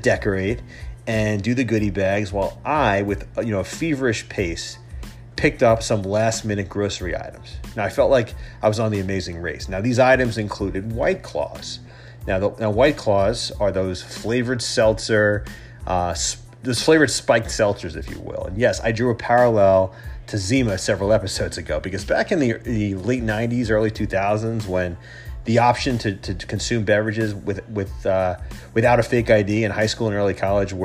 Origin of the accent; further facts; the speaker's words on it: New York, United States; accent: New York; my New York accent